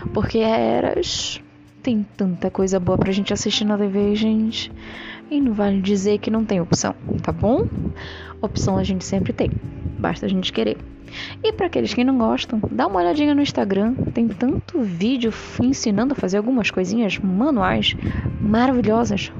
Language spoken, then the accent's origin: Portuguese; Brazil; sou do Brasil